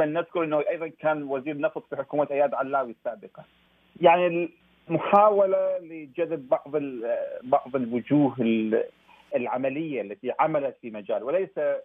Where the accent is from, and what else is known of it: Iraq